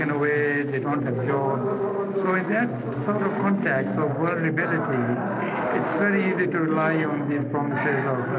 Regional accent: Ruiru, Central Province, Kenya; I come from Central Province myself, and I remember as a child growing up in a place called Ruiru, not very far from here

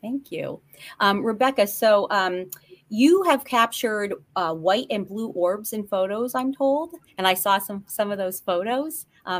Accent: northeastern Pennsylvania, United States; I'm from Pennsylvania too, northeastern Pennsylvania though.

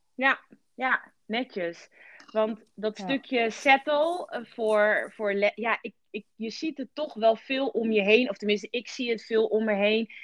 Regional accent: Rotterdam, South Holland, Netherlands

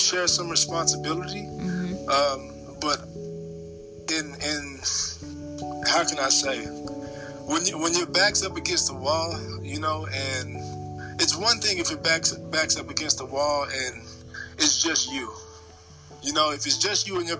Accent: Dallas, Texas, United States; moved away as an adult; also born or lived in Nashville, Tennessee; I'm from Dallas, Texas. I was born and raised there

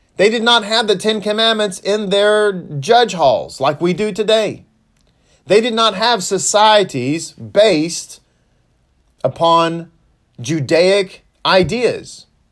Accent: Texas, United States; I'm from Texas. And so, uh, I'm born and raised here.

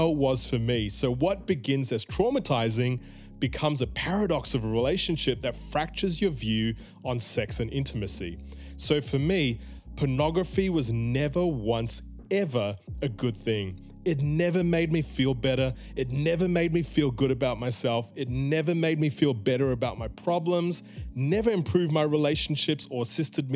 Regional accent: Melbourne, Victoria, Australia; I was a 7-year-old kid growing up in Melbourne

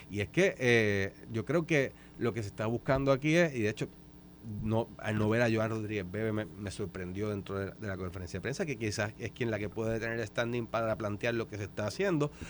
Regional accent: Aguada, Puerto Rico; Yo sí, yo soy de Aguada

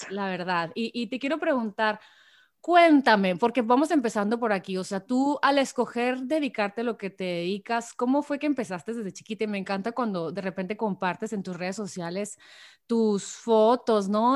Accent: Hermosillo, Sonora, Mexico; now in San Diego, United States; soy de Hermosillo Sonora

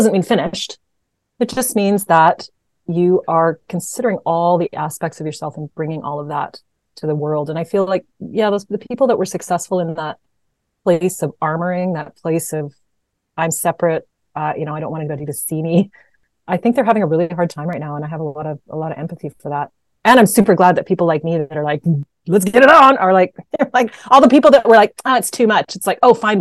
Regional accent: Canada

